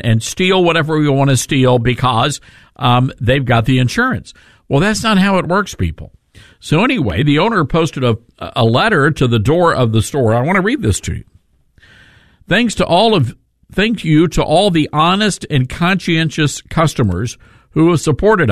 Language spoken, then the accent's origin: English; Memphis, Tennessee, United States; here in Memphis, Tennessee, my hometown